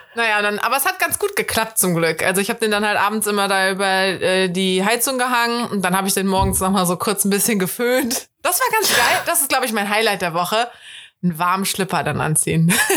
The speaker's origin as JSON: {"language": "German", "town": "Cologne", "region": "North Rhine-Westphalia", "country": "Germany", "said": "als Kölner finde ich es immer richtig scheiße"}